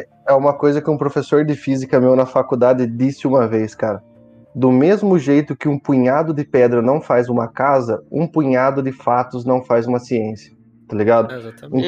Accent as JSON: {"language": "Portuguese", "country": "Brazil", "said": "como brasileiro"}